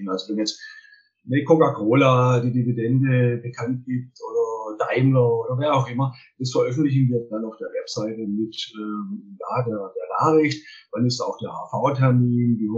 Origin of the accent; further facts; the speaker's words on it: Baden-Württemberg, Germany; also ich bin ja ein Schwabe, wie man wahrscheinlich aushört.